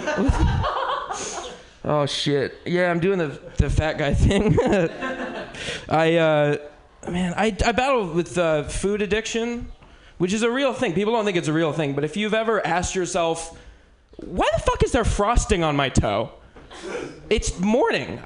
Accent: Bay Area, California, United States; I'm originally from the Bay Area

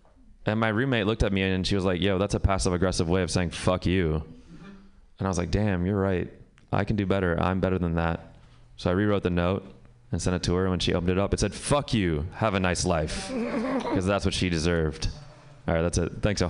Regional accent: Pakistan; I'm Pakistani, actually.

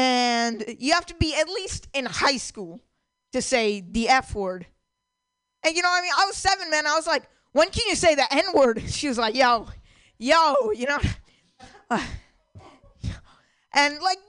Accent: Walnut Creek, California, United States; I'm from Walnut Creek. I'm from Walnut Creek

